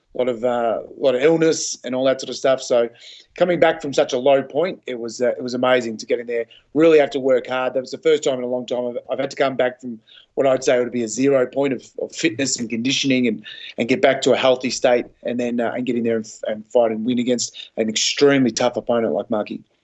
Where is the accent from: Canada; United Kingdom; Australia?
Australia; Melbourne, Victoria; my hometown